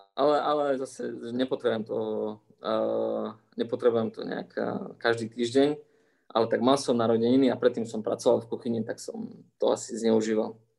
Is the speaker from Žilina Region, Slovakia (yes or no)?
no; Košice, Košice Region, Slovakia; moved away as an adult; also born or lived in Toulouse, France / Italy / Dubai / Saudi Arabia; now in Thuwal, Saudi Arabia; ja môžem sedieť aj doma v Košiciach a môžem robiť kvalitnú vedu